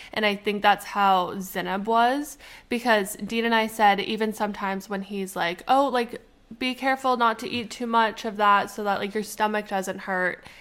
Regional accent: Canada; we are Canadian

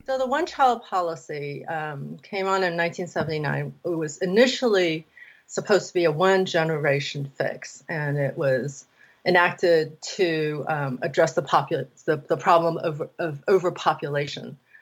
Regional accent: Taiwan; I grew up in Taiwan

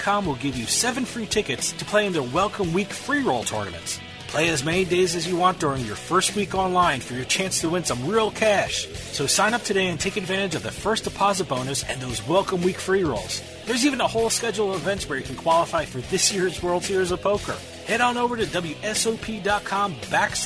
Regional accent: New Jersey, United States; born and bred in Jersey like me

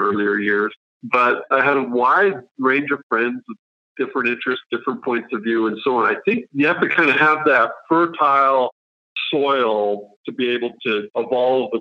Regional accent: Canada; also born or lived in Switzerland; And this is in Canada now, not Switzerland. We moved when I was a kid

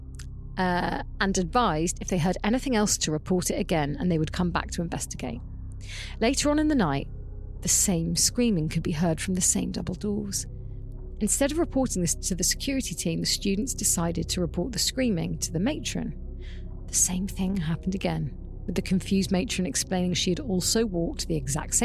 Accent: Mumbles, Wales, United Kingdom; I'm ready for Creep of the Week, and I'm from the Mumbles, so let's go.

